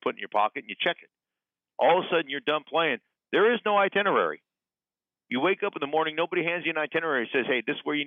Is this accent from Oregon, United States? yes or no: no; Alaska, United States; moved away; also born or lived in Denver; growing up in Alaska